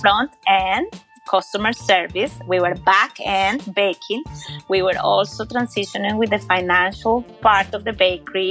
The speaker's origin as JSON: {"language": "English", "country": "Colombia", "moved": "yes", "lives_now": "Georgia, United States", "said": "my home country"}